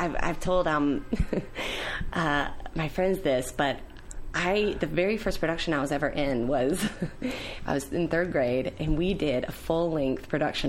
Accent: Galax, Virginia, United States; moved away; So I was born and raised in Galax, Virginia, which is a teeny tiny town in the Blue Ridge Mountains, near the border of North Carolina.

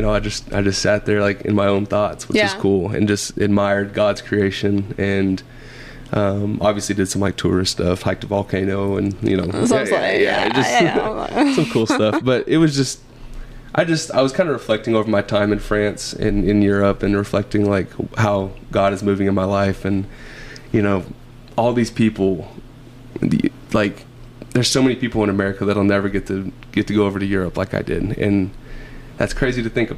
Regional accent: the South, United States; also born or lived in Springfield, Missouri; I'm from the South

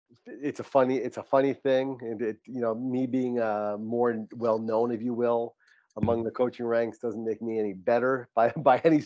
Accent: East Coast, United States; moved away as an adult; also born or lived in New Hampshire; now in San Diego, United States; We're both from the East Coast

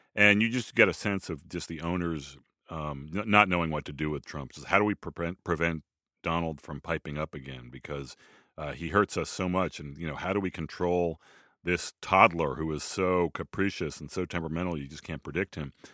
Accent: Boston, Massachusetts, United States; as a Bostonian

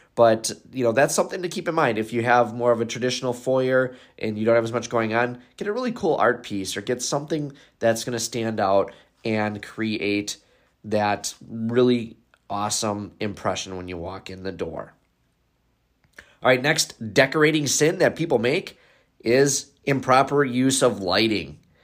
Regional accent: Wisconsin, United States; I am from Wisconsin

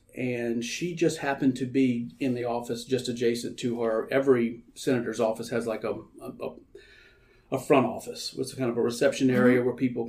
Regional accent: Louisiana, United States; what was going on in my home state

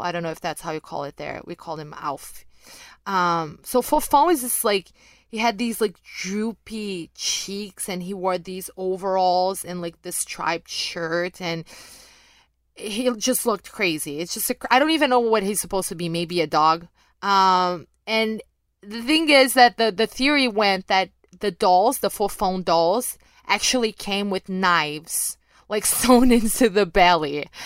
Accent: Rio de Janeiro, Brazil; accent: mild; English is a second language; I picked all of that up right, right at the mean streets of Rio de Janeiro, Brazil

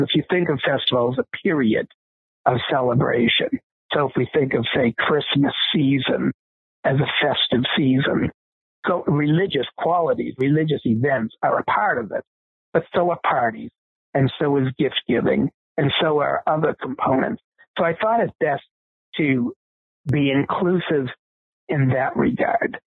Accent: Boston, Massachusetts, United States; I was growing up in Boston, Massachusetts

